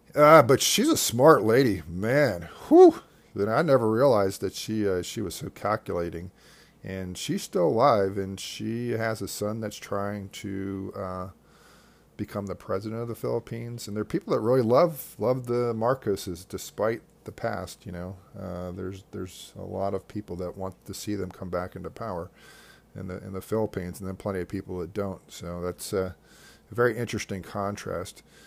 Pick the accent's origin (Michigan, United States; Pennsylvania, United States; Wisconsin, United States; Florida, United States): Pennsylvania, United States; Devon; also born or lived in Saint Louis, Missouri / West Virginia; I grew up close to Valley Forge Park